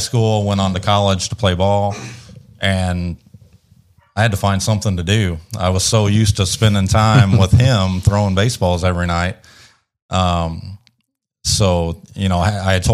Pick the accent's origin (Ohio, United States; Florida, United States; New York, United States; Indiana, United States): Indiana, United States; Central; moved away as an adult; also born or lived in Janesville, Wisconsin; now in Bowling Green, United States; I grew up in Central Indiana, went to Purdue University, go Boilers.